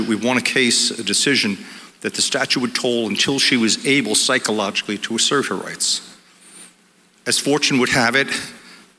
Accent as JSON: {"language": "English", "area": "Monmouth County", "region": "New Jersey", "country": "United States", "tie": "born or raised there", "said": "through Monmouth County, through my hometown"}